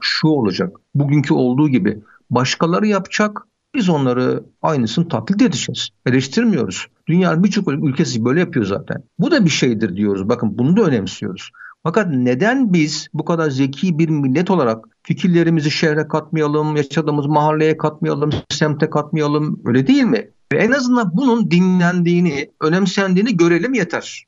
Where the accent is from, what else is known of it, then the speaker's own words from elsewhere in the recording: Sinop, Turkey; Biz Sinopluyuz ya. Sinop mantısı yapıyoruz.